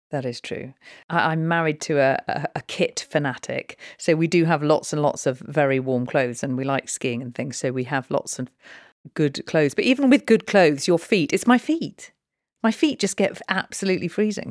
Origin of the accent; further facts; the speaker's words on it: Snowdonia, North Wales, United Kingdom; also born or lived in London; now in Newbury, United Kingdom; I was brought up in Snowdonia in North Wales.